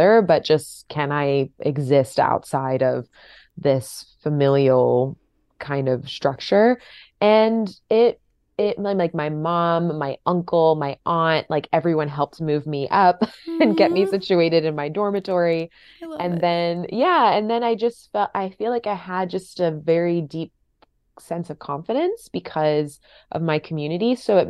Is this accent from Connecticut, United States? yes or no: no; Fort Lauderdale, Florida, United States; Fort Lauderdale area.